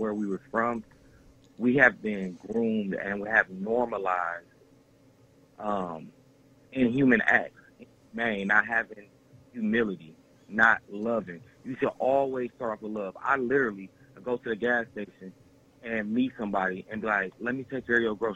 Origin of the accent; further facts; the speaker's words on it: Detroit, Michigan, United States; now in Texas, United States; we grew up in Detroit